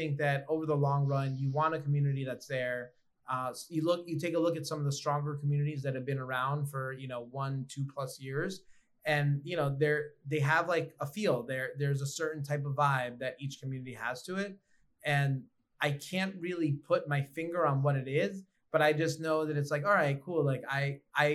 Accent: New York, United States; Growing up in New York

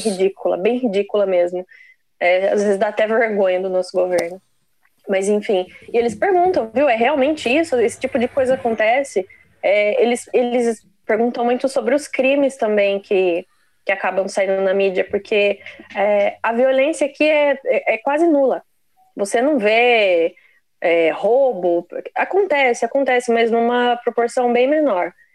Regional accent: Brazil; moved away as an adult; now in London, United Kingdom; saí do Brasil com 29 anos e, e resolvi vir para cá. Tô morando em Londres agora, aqui no Reino Unido

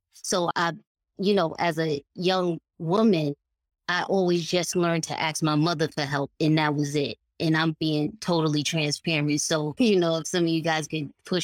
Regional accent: New York City, New York, United States; I'm from Harlem, New York.

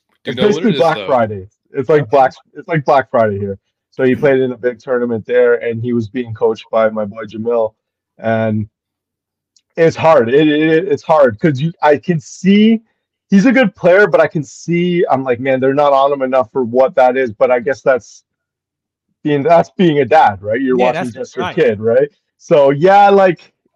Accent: Canada; being Canadian

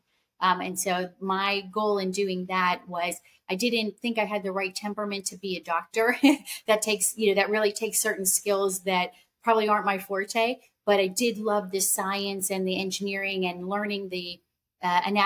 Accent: Pittsburgh, Pennsylvania, United States; I grew up in Pittsburgh. I spent most of my life there, most of my childhood, and through my first two degrees in Pittsburgh

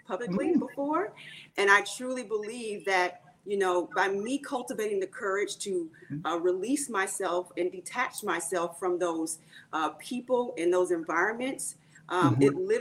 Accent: Jacksonville, Florida, United States; now in Texas, United States; I'm originally from Jacksonville, Florida.

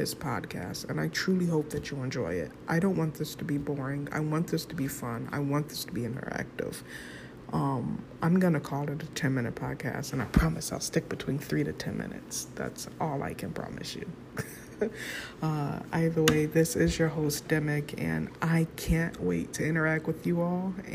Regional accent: United States; I'm American

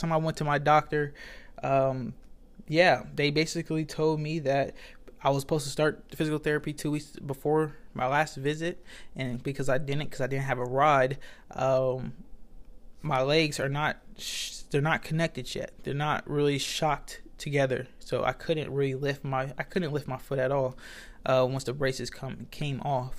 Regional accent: United States; I'm American and I don't even know English

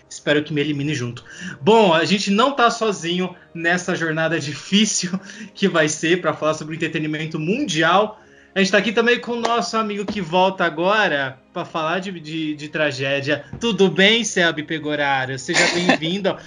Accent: Brazil; a gente é brasileira

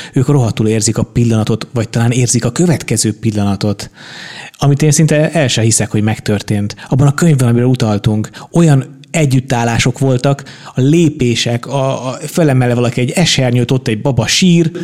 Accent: Budapest, Hungary; én Óbudán nőttem föl

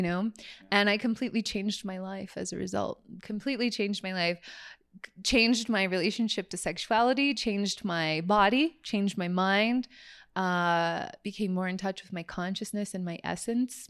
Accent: San Francisco Bay Area, California, United States; growing up in the San Francisco Bay Area as a Catholic

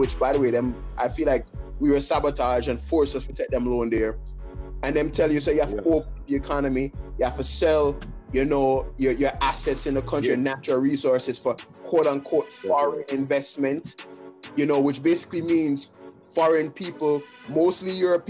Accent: Jamaica; moved away as an adult; also born or lived in Kingston; now in New York, United States; I'm Jamaican born and raised, but I'm living in New York now

